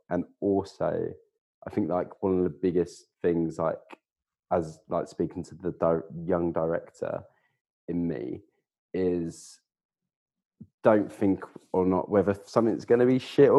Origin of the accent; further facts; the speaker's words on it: East of England, United Kingdom; accent: Essex; I'm from Essex originally. I mean, some people hear it, other people don't, but my Essex accent used to be a lot broader than it was.